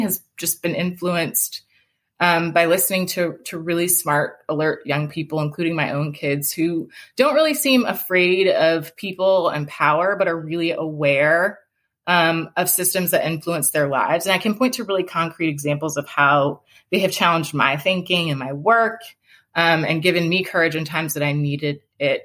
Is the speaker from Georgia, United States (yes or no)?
yes; Atlanta, Georgia, United States; moved away as an adult; I grew up in Atlanta. And I left Georgia for college and law school